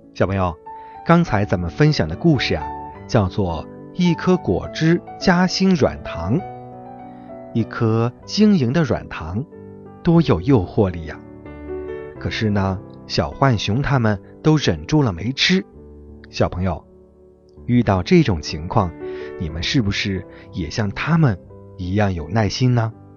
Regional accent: Chengdu, Sichuan, China; 我来自成都

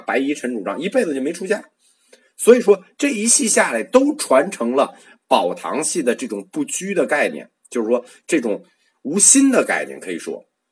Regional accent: China; 我们中国人

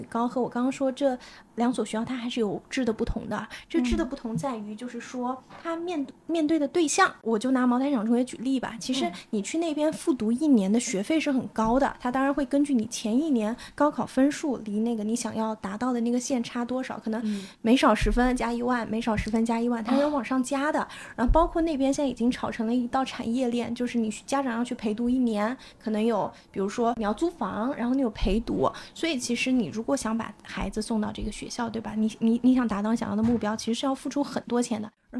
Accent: Anhui, China; 我是来自安徽嘛

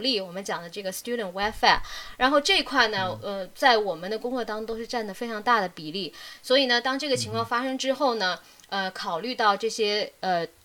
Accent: Wuhan, Hubei, China; moved away as an adult; now in Melbourne, Australia; 因为我从小到大是在武汉长大的嘛，也在大，武汉，呃，读了嗯。大学

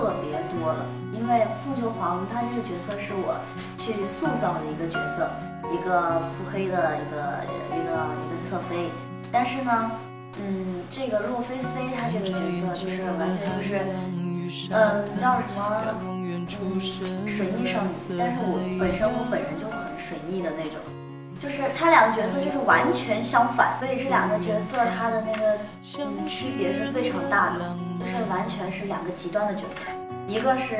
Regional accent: Sichuan, China; 因为我是我是四川人，但是我真的是很喜欢东北那边的一切东西

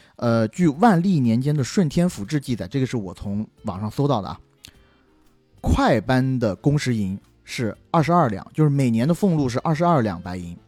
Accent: Huangshan, Anhui, China; 我作为一个 黄山徽州人士，我看这部剧特别地亲切

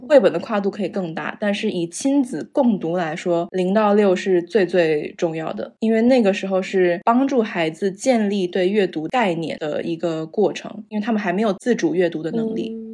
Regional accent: Zhengzhou, Henan, China; moved away as an adult; also born or lived in Taipei, Taiwan / United States; now in Beijing, China; 我是在台北出生，在郑州长大，在美国完成了大学和研究所的学业

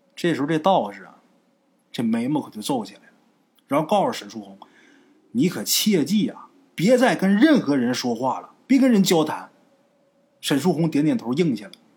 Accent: Northeast China, China; 我们家虽是东北的，可是我们的当地的啊，得有百分之八十的人都是打山东、崇文东来的

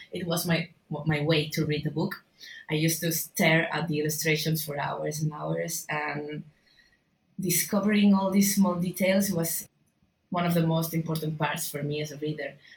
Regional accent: Barcelona, Catalonia, Spain; I'm an illustrator from Barcelona

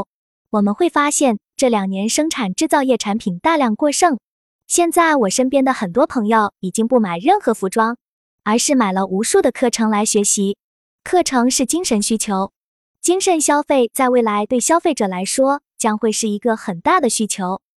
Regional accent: China; 我们中国人

